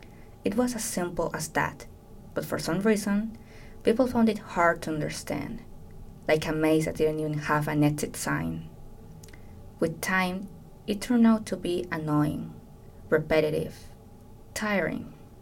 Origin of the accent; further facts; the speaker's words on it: Colombia; people are just surprised to find out I'm from Colombia. Many of them don't believe it. I don't hear any accent on you, they would say.